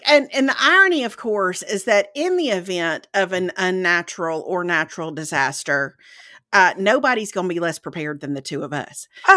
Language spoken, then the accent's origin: English; Mississippi, United States; moved away; growing up in Mississippi